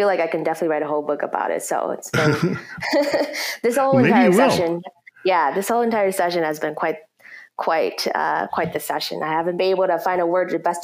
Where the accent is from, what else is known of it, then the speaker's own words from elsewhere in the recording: Minneapolis, Minnesota, United States; born and raised in North Minneapolis